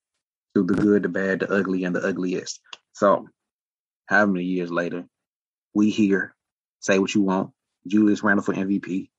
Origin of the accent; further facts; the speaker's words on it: Alabama, United States; I'm from Alabama.